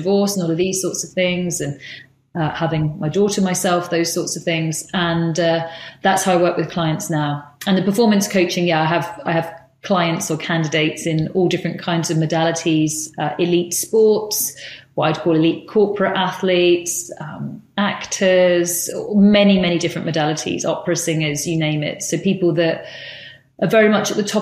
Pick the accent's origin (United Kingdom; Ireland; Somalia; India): United Kingdom; moved away as an adult; also born or lived in San Francisco, United States; as a British kind of buttoned up girl